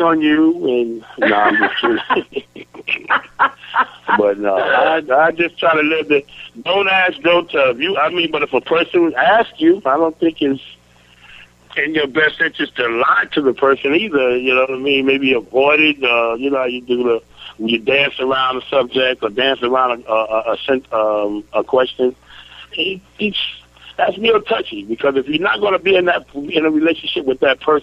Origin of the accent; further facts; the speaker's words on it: New York, United States; moved away as an adult; now in North Carolina, United States; I'm from New York